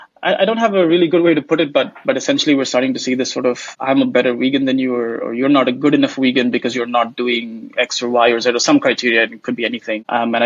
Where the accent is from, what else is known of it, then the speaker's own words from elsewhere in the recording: India; So obviously I hail originally from India, although I haven't lived there much.